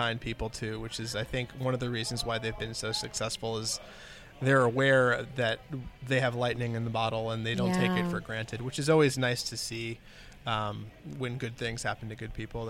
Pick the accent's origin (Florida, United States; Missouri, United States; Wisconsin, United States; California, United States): Florida, United States; South; I grew up in South Florida